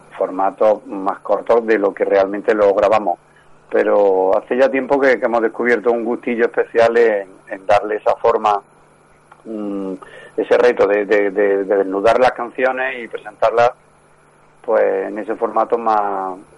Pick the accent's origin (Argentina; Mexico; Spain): Spain; Córdoba, Andalusia; somos de Córdoba y, desde, desde el principio pues seguimos residiendo en Córdoba